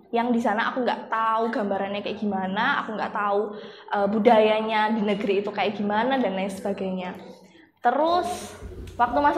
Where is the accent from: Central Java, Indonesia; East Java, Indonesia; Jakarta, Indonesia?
East Java, Indonesia; Malang; Aku asalnya dari Malang. Uh, sejak aku kecil sampai aku sekarang, aku tinggal dan besar di keluarga yang uh, Katolik.